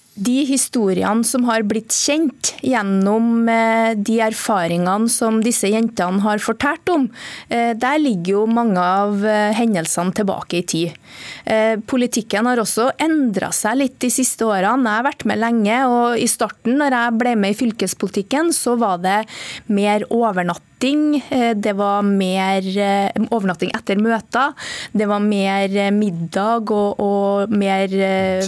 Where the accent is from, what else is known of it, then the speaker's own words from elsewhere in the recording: Trøndelag, Norway; Der jeg kommer fra i Nord-Trøndelag